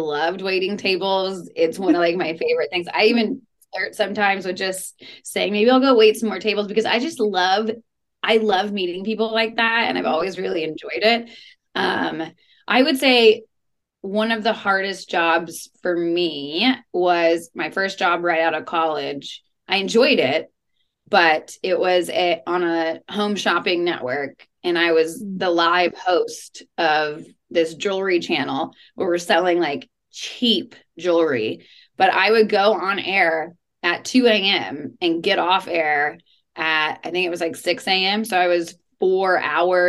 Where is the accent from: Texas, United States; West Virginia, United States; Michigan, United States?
Texas, United States; luckily I grew up in Texas, so I grew up around guns